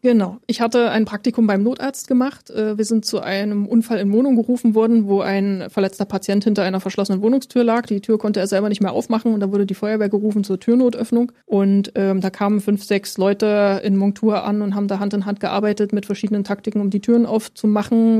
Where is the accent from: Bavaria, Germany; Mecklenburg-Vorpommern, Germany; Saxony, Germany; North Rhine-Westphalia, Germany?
Saxony, Germany; Leipzig; moved away as an adult; also born or lived in Berlin; now in Potsdam, Germany; Ich bin in Leipzig geboren